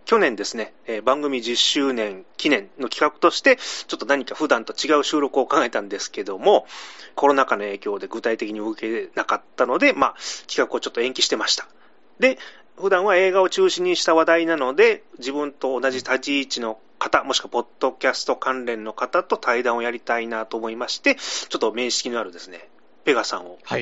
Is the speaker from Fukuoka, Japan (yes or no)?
yes; Fukuoka, Japan; 僕、福岡の人 間